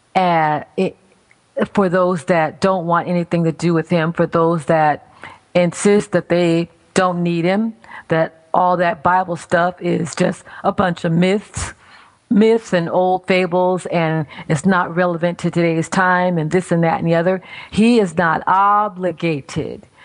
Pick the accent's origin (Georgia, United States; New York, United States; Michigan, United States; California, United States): California, United States; now in Maryland, United States; I'm from California originally